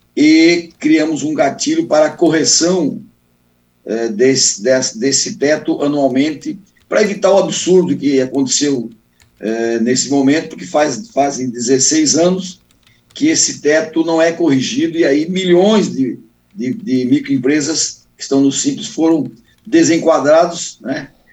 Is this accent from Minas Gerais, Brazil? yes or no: no; Joinville, Santa Catarina, Brazil; Eu tive num restaurante aqui em Joinville, na minha terra